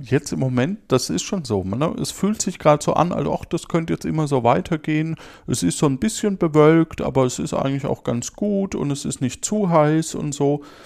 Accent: near Würzburg, Bavaria, Germany; aus der Nähe von Würzburg, wo ich herkomme.

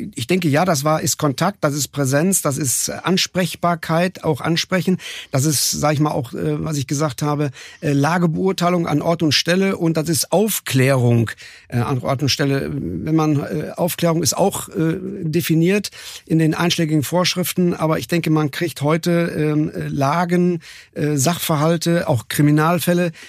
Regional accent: North Rhine-Westphalia, Germany; now in Cologne, Germany; Ich bin ja Westfale, so von, von oh. Geburt her

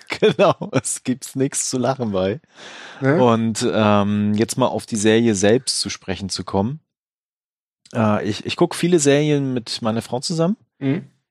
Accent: Germany; bei uns in Deutschland

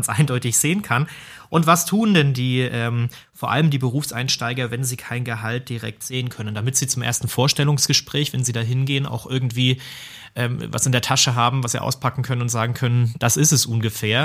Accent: Germany; Bei uns in Deutschland

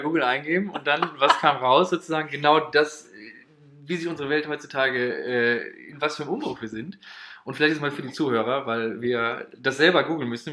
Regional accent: Moers, North Rhine-Westphalia, Germany; 23 Jahre alt, aus Mörs

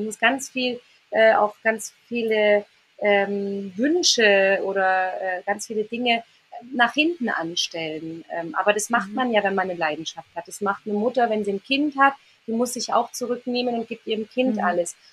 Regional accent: near Reit im Winkel, Bavaria, Germany; ganz nah äh, an meinem Heimatort ist, an meinem Wohnort

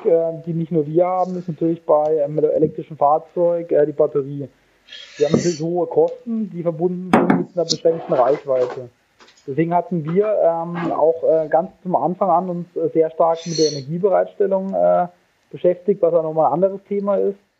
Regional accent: Karlsruhe, Baden-Württemberg, Germany; moved away as an adult; also born or lived in San Diego; now in Munich, Germany; Ich äh, komme gebürtig aus Karlsruhe

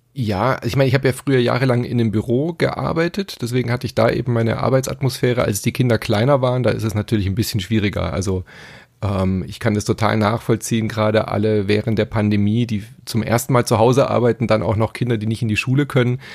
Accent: Stuttgart, Baden-Württemberg, Germany; ich bin ja in Stuttgart äh, aufgewachsen

